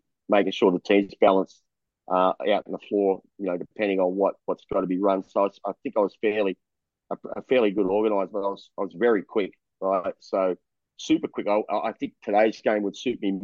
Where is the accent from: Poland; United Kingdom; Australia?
Australia; Melbourne, Victoria; moved away as an adult; now in Taiwan; I was born in Collingwood. You know the borders, right? The borders, Victoria Street, right? So I was born in there, and I sold newspapers in Richmond when I was a kid